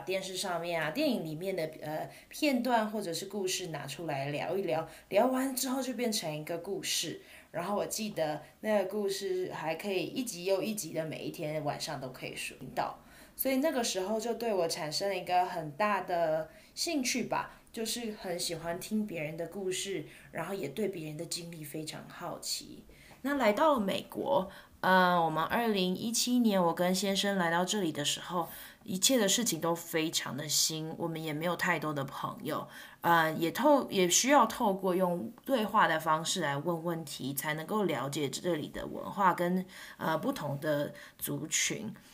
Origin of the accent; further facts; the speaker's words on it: Taiwan; first language Mandarin; now in United States; 我是一个台湾人，我的母语是，呃，普通话，就是华语。 嗯，但是我现在住在美国